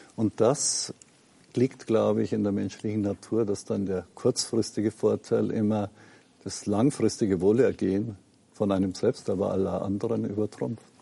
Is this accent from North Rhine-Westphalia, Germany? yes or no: no; Lower Bavaria, Germany; wo ich aufgewachsen bin, ne, in einer protestantischen kleinen Gemeinde in Niederbayern